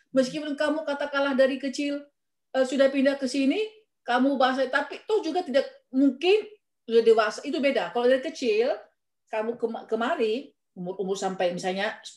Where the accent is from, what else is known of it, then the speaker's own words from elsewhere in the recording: North Sumatra, Indonesia; Kita orang Sumatera lah, Sumatera atau Jawa.